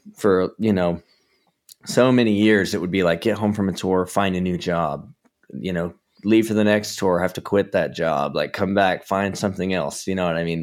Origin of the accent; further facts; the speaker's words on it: Georgia, United States; now in Southern California, United States; I'm from Georgia originally